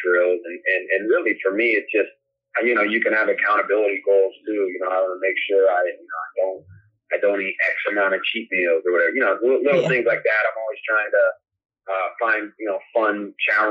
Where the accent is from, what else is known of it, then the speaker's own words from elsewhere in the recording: Denver, Colorado, United States; now in Carolina, United States; that's my hometown, so I know everybody in Denver